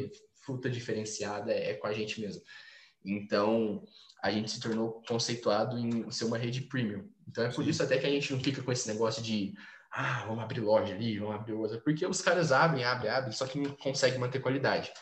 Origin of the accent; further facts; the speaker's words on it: Franca, São Paulo, Brazil; sou de Franca, interior de São Paulo